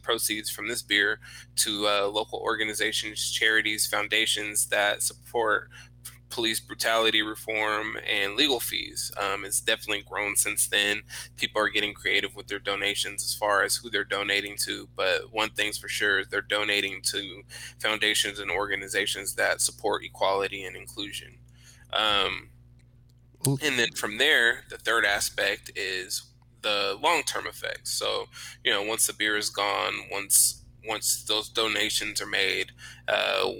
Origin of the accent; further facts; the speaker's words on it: Sacramento, California, United States; now in Texas, United States; I'm originally from Sacramento, California.